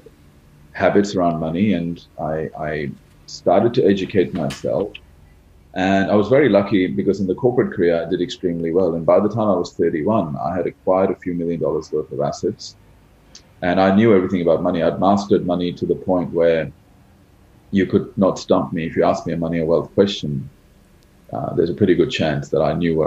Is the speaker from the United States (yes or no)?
no; Australia; also born or lived in India; I was born in India, which is a country where there's obviously a lot of poverty. And, I came from an average middle-class background. My parents never really had money. And then when I was very young, we migrated to Australia.